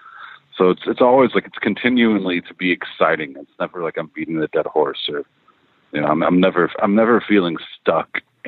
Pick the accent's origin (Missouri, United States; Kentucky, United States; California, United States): Kentucky, United States; Lexington; I was born in Lexington, Kentucky, and then raised. So age 4 to 18 till out of high school, I was there, and it's very rural, you know.